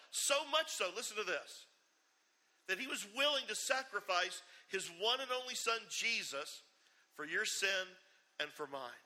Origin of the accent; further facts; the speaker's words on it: Charleston, South Carolina, United States; I grew up up on James Island, and you know, growing up in Charleston